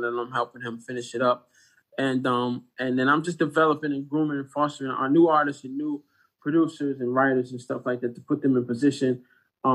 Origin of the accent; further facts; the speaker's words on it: Detroit, Michigan, United States; I grew up in Detroit, Michigan